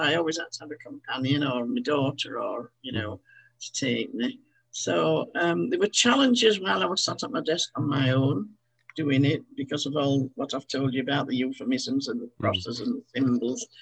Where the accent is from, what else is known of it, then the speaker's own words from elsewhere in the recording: Halifax, Yorkshire and the Humber, United Kingdom; I'd been born and brought up in Halifax